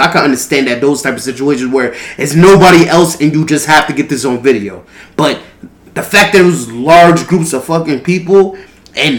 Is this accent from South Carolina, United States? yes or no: no; Baldwin, New York, United States; growing up in New York and Long Island